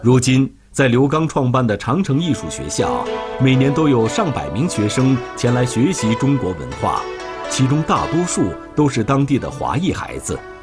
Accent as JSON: {"language": "Chinese", "country": "Canada", "tie": "born or raised there", "said": "我在加拿大出生的"}